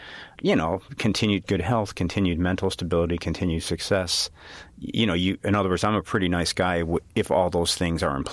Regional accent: Chicago, Illinois, United States; I'm from Chicago, so I kind of know the grid

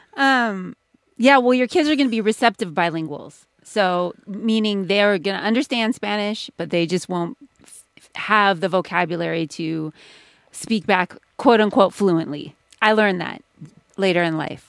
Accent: Haiti; I'm Haitian

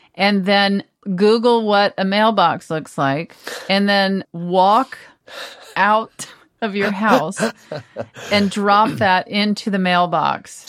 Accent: Texas, United States; moved away; I grew up part of the time in Texas

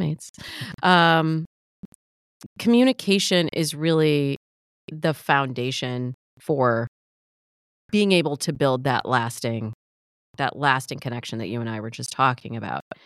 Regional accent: Midwest, United States; I grew up in the Midwest

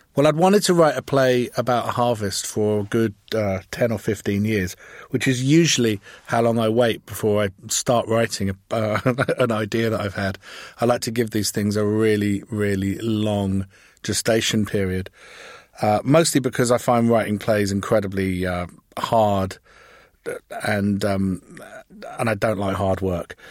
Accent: England, United Kingdom; I'm English

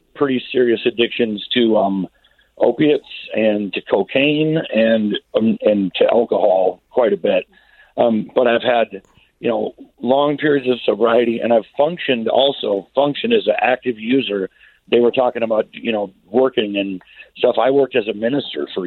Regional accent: Minneapolis, Minnesota, United States; moved away as an adult; now in Grand Rapids, United States; I'm not from Grand Rapids. I'm from the Twin Cities

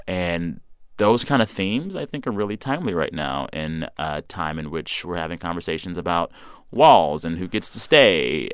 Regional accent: Texas, United States; As a Texan

